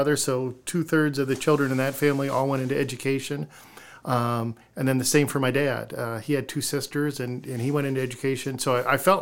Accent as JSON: {"language": "English", "town": "Iowa City", "region": "Iowa", "country": "United States", "tie": "born or raised there", "lives_now": "Decorah, United States", "said": "I'm growing up in Iowa City."}